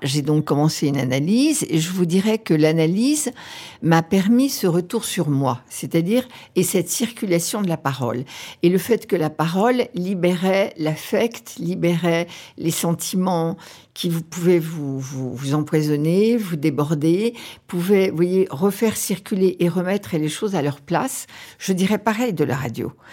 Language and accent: French; Auvergne-Rhône-Alpes, France; quand j'étais petite fille euh, en Auvergne